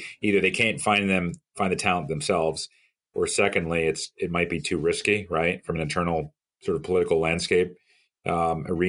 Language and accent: English; New York City, New York, United States; moved away as an adult; also born or lived in Miami; I'm originally from the New York area, New York City area